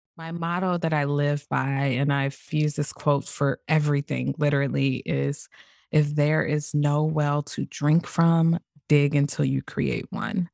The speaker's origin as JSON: {"language": "English", "town": "St. Louis", "region": "Missouri", "country": "United States", "tie": "born or raised there", "also_born_or_lived": "Greece", "said": "born and raised in Saint Louis"}